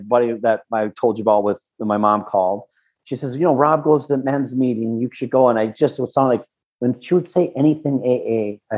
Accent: West St. Paul, Minnesota, United States; also born or lived in California; I grew up in West St. Paul.

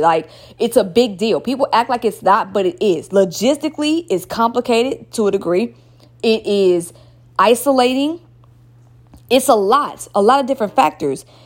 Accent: Stone Mountain, Georgia, United States; also born or lived in Atlanta; I'm from Stone Mountain

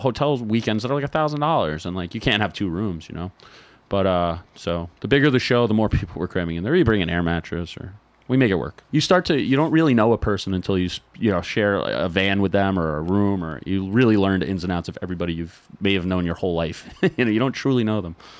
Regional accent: New York, United States; being from New York

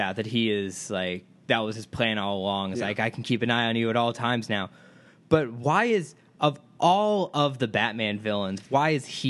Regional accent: Midwest, United States; I come from the Midwest.

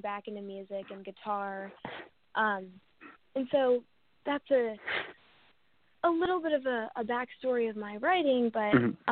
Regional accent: Atlanta, Georgia, United States; I grew up in the South and I'm from Atlanta. I still live in Atlanta, Georgia

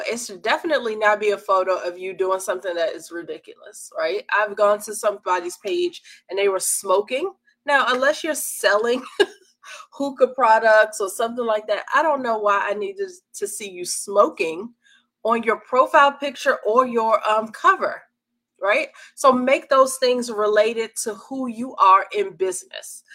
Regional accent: Washington, District of Columbia, United States; I'm from Washington, D.C.

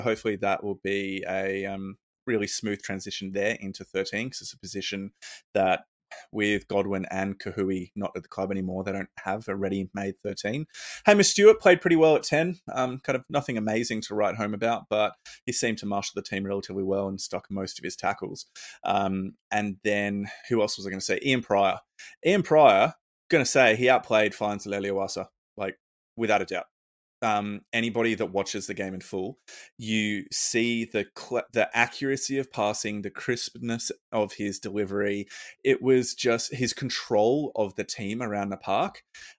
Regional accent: Australia; So that's pretty concerning as a Aussie rugby fan, that they might take some games off our respective teams.

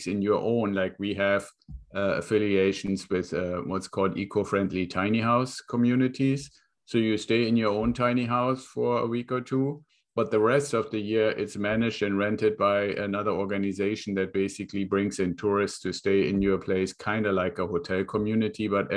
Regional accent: Northern Germany, Germany; English is a second language; moved away as an adult; I was born in Germany, got out of school, joined the Air Force.

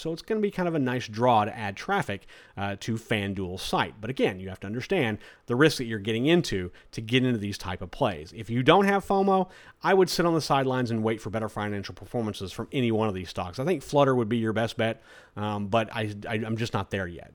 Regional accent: Florida, United States; my home state of Florida

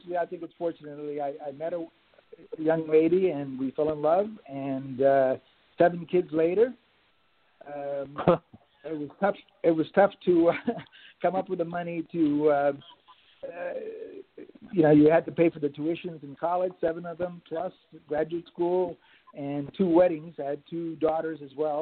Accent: Miami, Florida, United States; now in Canada; I grew up in South Florida. I grew up in Miami in the 1960s

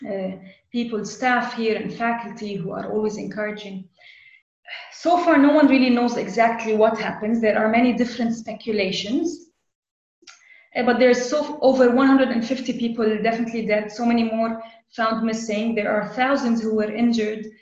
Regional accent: Lebanon; I'm Lebanese, born and raised in Lebanon

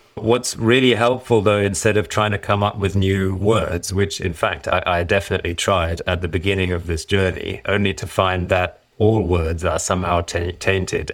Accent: Germany; also born or lived in Ireland; now in United Kingdom; shortly after I was born, we did return to Germany, and I was, I went to school there, grew up generally, and I then later moved to the U K

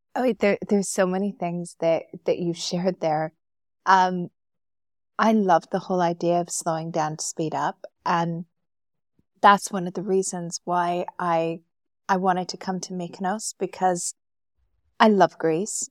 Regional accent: Calgary, Alberta, Canada; moved away as an adult; now in Dubai, United Arab Emirates; We grew up together in Calgary

